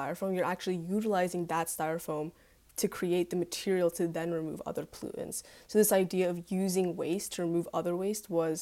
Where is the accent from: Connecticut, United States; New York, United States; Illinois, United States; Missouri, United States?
Connecticut, United States; Greenwich; I'm from Greenwich, and I go to Greenwich High School currently.